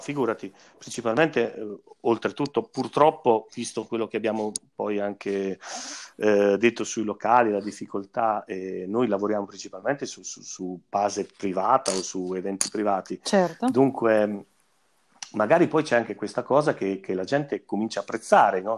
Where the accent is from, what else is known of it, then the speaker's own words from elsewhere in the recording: Fossombrone, Marche, Italy; io e, e Carlo eh, siamo di Fossombrone